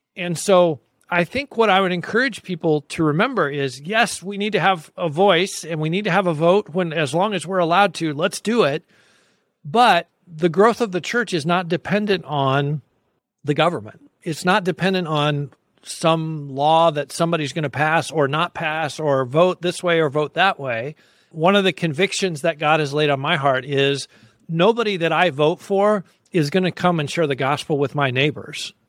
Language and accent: English; United States; I'm an American Christian